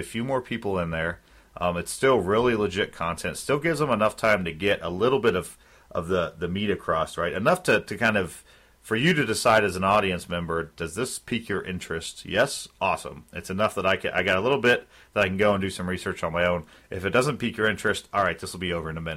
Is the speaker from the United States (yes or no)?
yes; Philadelphia, Pennsylvania, United States; I'm from Philly